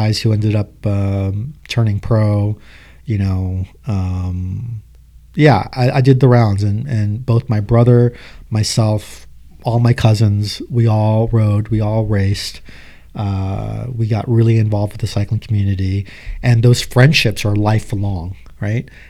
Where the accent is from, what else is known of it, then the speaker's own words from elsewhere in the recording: Los Angeles, California, United States; I grew up in Los Angeles, which I think is one of the coolest, most diverse places in America.